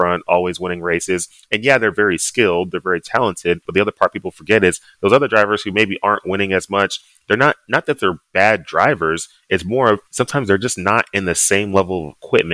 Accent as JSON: {"language": "English", "town": "Dallas", "region": "Texas", "country": "United States", "tie": "born or raised there", "also_born_or_lived": "Annapolis, Maryland", "moved": "as an adult", "lives_now": "Southern California, United States", "said": "growing up in Dallas, football was the biggest thing"}